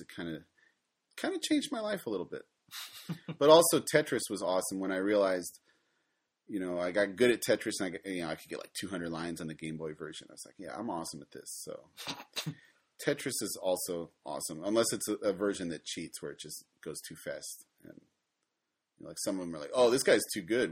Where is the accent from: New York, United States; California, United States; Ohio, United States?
Ohio, United States; moved away as an adult; now in Japan; I'm originally from Ohio, but like most people, I escaped